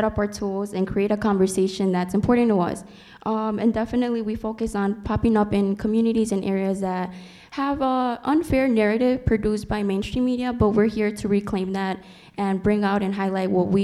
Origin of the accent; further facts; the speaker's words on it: Chicago, Illinois, United States; I'm from the Little Village community